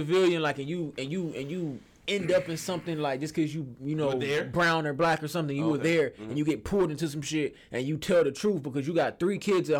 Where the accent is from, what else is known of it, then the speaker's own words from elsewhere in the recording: the South, United States; I'm from the South